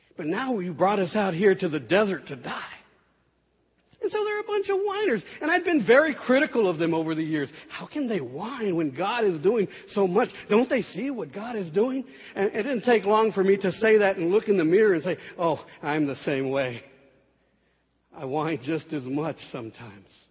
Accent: San Antonio, Texas, United States; I grew up here in San Antonio

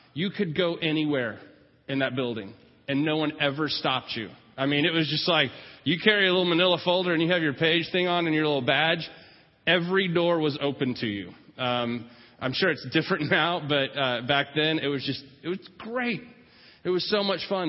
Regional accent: California, United States; moved away; I was from California during my high school years

